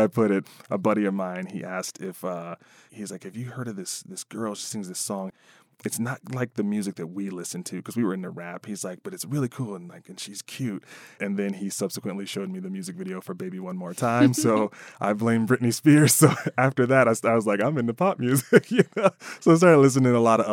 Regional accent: Chicago, Illinois, United States; elementary school in south of Chicago.

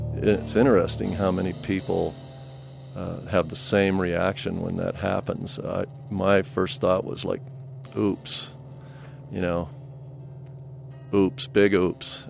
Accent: Colorado Springs, Colorado, United States; moved away; was born and raised in Colorado Springs and went away for quite a long time and came back

